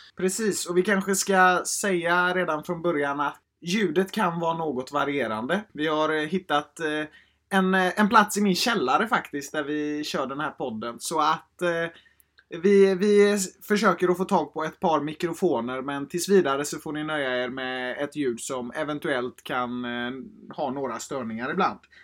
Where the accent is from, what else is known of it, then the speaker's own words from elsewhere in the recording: Gothenburg, Västra Götaland, Sweden; Jag är 18 år, från Göteborg